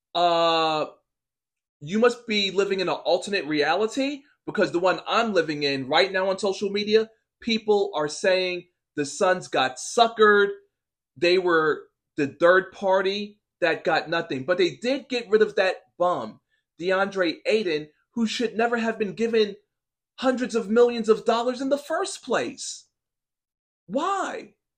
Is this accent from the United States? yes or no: yes; New York, United States; I'm from New York